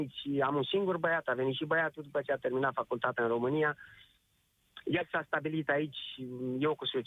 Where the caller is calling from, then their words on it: Spain; Bun, ce vreau să vă văd, sunt din Spania. Vreau să transmit și eu un, uh, un mesaj celor din țară, să stea acasă.